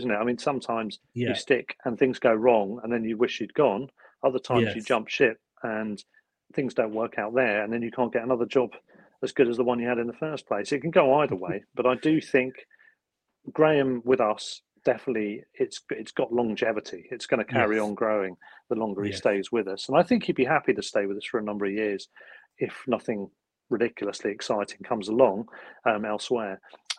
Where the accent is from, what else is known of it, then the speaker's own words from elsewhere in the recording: Worthing, South East England, United Kingdom; I'm from Worthing originally, which is down the coast about 11 miles away from Brighton.